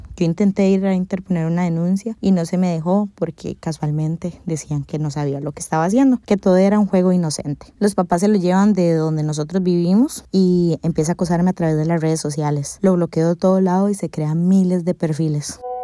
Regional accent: Costa Rica; moved away as an adult; now in United States; Soy una tica que vive en Estados Unidos hace casi tres años.

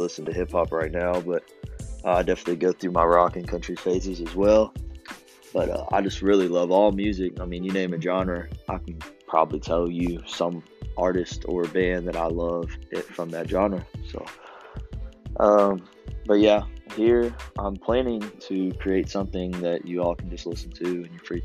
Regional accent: Lexington, Kentucky, United States; also born or lived in Danville, Kentucky; I'm from Lexington, Kentucky originally. Been there all my life.

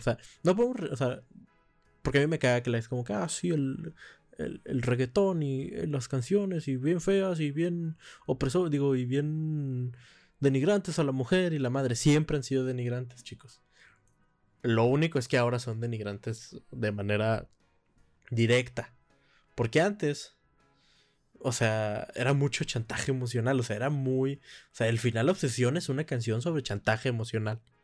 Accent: Monterrey, Nuevo León, Mexico; moved away; mi tierra natal, Monterrey

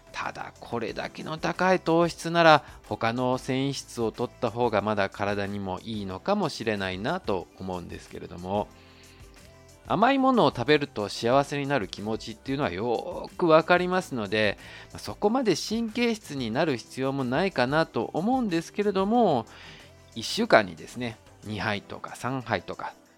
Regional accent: Japan; moved away as an adult; now in Taiwan; 日本の僕台湾人パートナーを持つ日本人

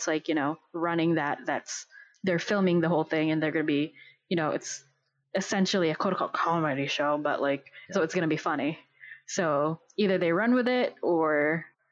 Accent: Philippines; moved away; I was growing up in the Philippines when that episode came out

